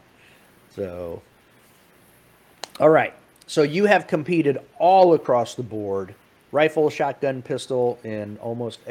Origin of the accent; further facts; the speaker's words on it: Stafford, Virginia, United States; now in Spotsylvania, United States; I grew up in Stafford. I now live in Spotsylvania